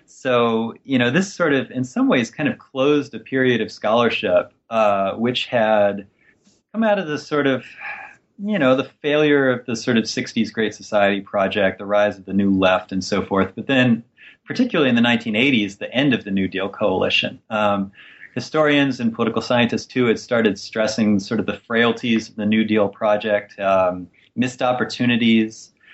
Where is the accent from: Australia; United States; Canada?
United States; West Virginia; I grew up in West Virginia in a deindustrializing city, a place that by the time I was growing up was maybe 18,000 residents, had been shrinking every census since World War II.